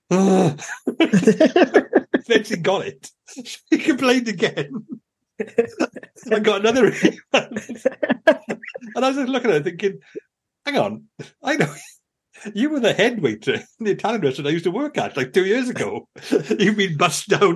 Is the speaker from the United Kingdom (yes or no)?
yes; United Kingdom; I'm very British.